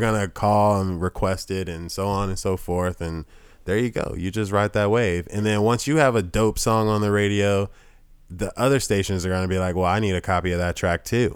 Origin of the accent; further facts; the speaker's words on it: the South, United States; I'm from the South